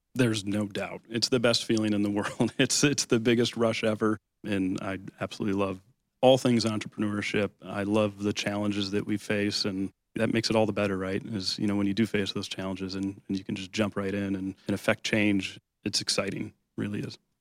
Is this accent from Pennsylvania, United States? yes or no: no; Lake Orion, Michigan, United States; also born or lived in Oakland Township, Michigan; I grew up in Lake Orion, in Oakland Township's my home now